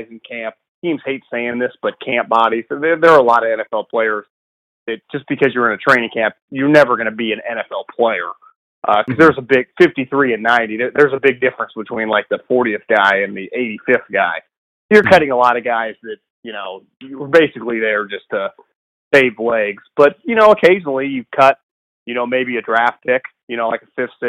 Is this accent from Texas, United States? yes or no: no; Davis, California, United States; I'm actually from Davis